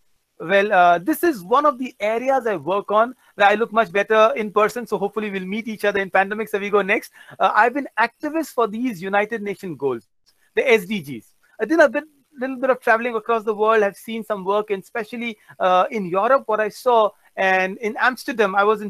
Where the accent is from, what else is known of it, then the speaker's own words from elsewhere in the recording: Andaman and Nicobar Islands, India; also born or lived in Kolkata / Chennai / Gujarat; now in Mumbai, India; I grew up in Andaman Nicobar. So I was born in Kolkata, did my engineering in Chennai. And you know, I speak a bit of Bengali, I speak a bit of Tamil.